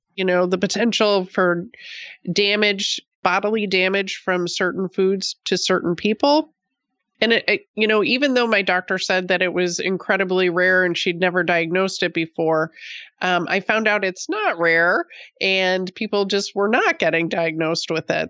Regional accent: Buffalo, New York, United States; moved away as an adult; also born or lived in Oregon; I grew up on the East Coast in Buffalo

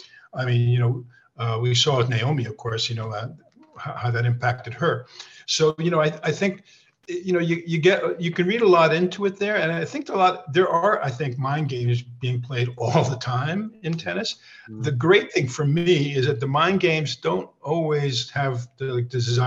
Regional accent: Austria; now in United States; That comes from actually I'm from Austria, actually, to Hungarian parents.

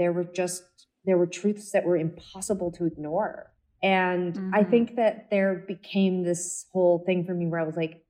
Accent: Canada; we come from Canada and had certain privileges

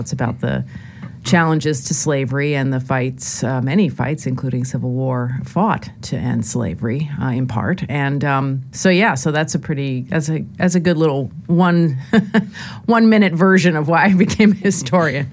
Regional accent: Lower Westchester County, New York, United States; I grew up in Lower Westchester County, uh, New York

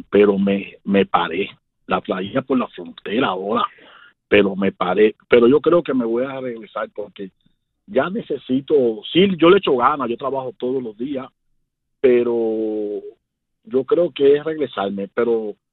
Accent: Cuba; moved away; yo, salí de Cuba para acá con residencia. Yo vine desde Cuba aquí a este país con residencia.

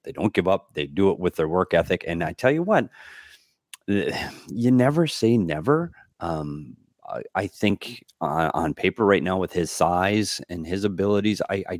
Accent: Bemidji, Minnesota, United States; there was a college player named Joel Otto that played in my hometown of Bemidji State

